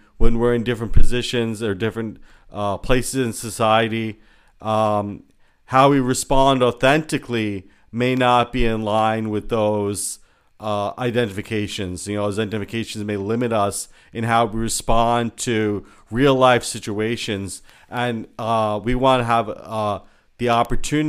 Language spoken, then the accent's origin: English; United States; I'm Indian American, I was born in this country